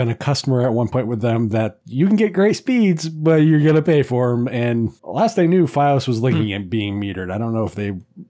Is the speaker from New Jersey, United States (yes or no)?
no; Maine, United States; Yeah, so speaking as someone who I've grown up in a variety of areas, I'm originally from Maine